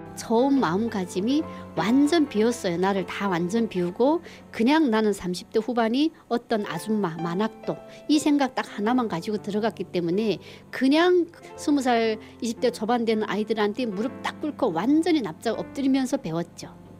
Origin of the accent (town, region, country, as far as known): North Korea; moved away as an adult; also born or lived in Chongjin, North Korea; now in South Korea